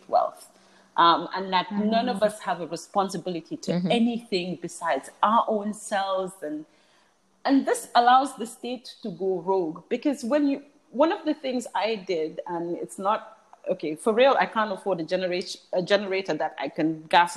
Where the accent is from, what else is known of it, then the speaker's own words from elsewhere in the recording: England, United Kingdom; now in The Gambia; I was born in England, one of the things that, so I have an EU passport, but one of the things, and I lived in England for 13 years, I never felt English